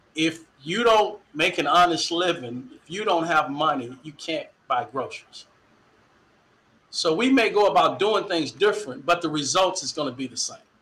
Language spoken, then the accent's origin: English; Dallas, Texas, United States; moved away as an adult; also born or lived in Waterloo, Iowa; now in Iowa, United States; growing up in Dallas, born in '64, I got a lot of conscience of history in the Dallas Independent School District